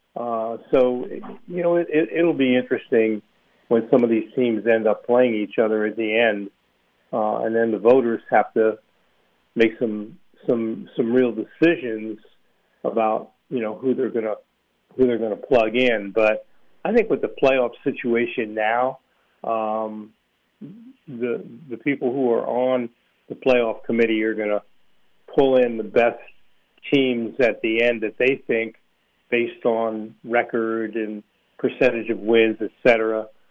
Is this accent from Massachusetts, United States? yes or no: no; Villanova, Pennsylvania, United States; that's my hometown. Uh, you know, I used to go to Villanova football games as a kid